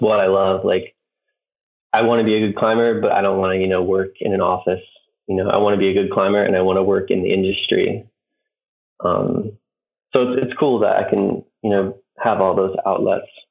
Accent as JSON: {"language": "English", "region": "Maryland", "country": "United States", "said": "I'm from the East Coast, Maryland, which there's not a ton of climbing outside"}